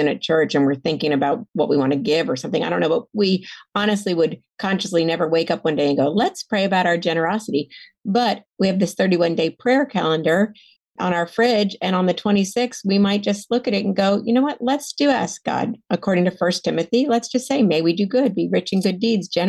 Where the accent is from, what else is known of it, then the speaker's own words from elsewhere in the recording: the South, United States; also born or lived in Atlanta; I felt like a fraud as a Southerner